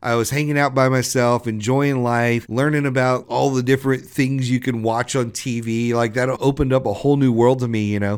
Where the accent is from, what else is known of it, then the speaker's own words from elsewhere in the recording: Southwest Louisiana, United States; I grew up in Southwest Louisiana.